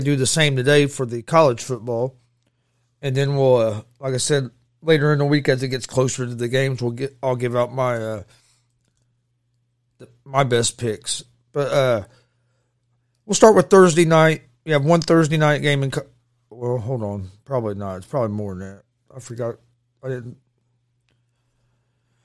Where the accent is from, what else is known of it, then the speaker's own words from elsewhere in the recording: Indiana, United States; I'm from Indiana